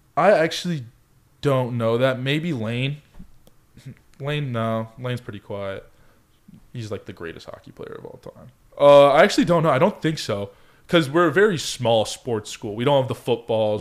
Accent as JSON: {"language": "English", "town": "Colorado Springs", "region": "Colorado", "country": "United States", "tie": "born or raised there", "also_born_or_lived": "California", "moved": "yes", "said": "growing up in Colorado Springs"}